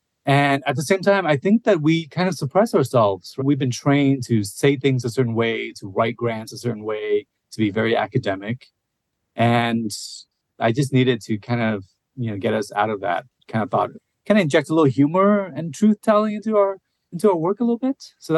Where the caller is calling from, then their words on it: Seattle, Washington, United States; I use he, him pronouns, and I am calling in from Seattle, Washington, which is on Duwamish and Coast Salish land. I'm a mid-aged Asian man